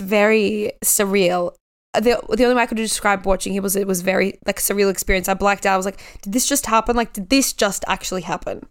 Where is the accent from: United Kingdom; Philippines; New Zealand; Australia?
Australia; my home country